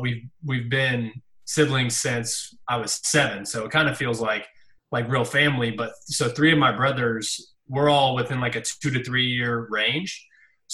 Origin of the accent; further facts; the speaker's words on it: St. Joseph, Missouri, United States; moved away as an adult; now in Kansas City, United States; where I came from and my roots